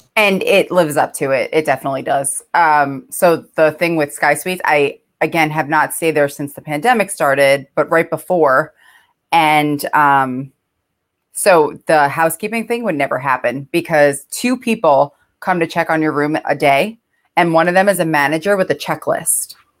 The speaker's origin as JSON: {"language": "English", "region": "New York", "country": "United States", "said": "I'm from New York"}